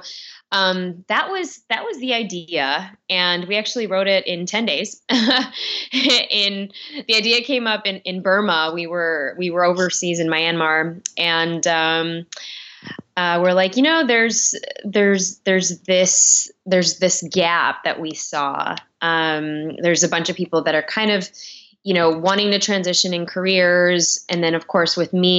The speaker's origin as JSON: {"language": "English", "town": "Chicago", "region": "Illinois", "country": "United States", "tie": "born or raised there", "moved": "yes", "lives_now": "Los Angeles, United States", "said": "growing up in Chi City in Chicago"}